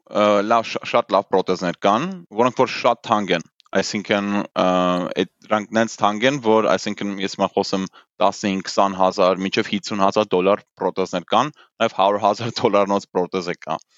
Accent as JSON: {"language": "Armenian", "region": "England", "country": "United Kingdom", "tie": "born or raised there", "also_born_or_lived": "Germany", "said": "ես Գերմանիա ու Անգլիայում եմ մեծացել, այսինքն դպրոցը ու համալսարանը ավարտել եմ Անգլիայում"}